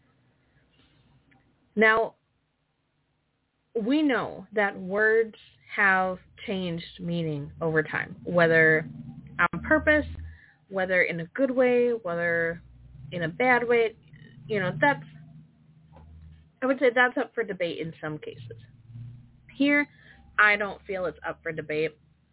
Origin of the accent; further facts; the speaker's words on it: Wisconsin, United States; I'm from Wisconsin. We've had like minus 56 with wind chill